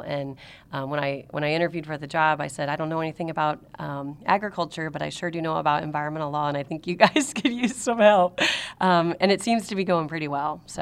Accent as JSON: {"language": "English", "town": "Marion", "region": "Illinois", "country": "United States", "tie": "born or raised there", "said": "I was raised in Marion"}